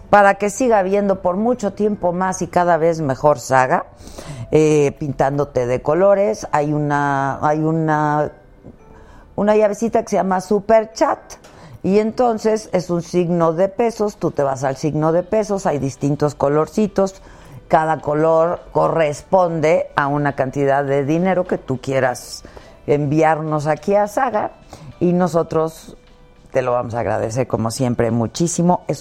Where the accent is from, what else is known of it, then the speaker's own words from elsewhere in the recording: Mexico; vamos a asistir 900 invitados, 400 de ellos extranjeros, 500 de aquí somos mexicanos.